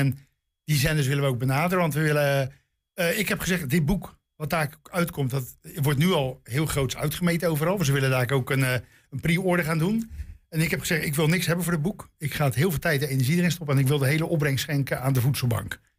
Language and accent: Dutch; Rotterdam, South Holland, Netherlands; Peter Beentje ga ik varen op de gracht in Amsterdam als Rotterdammer.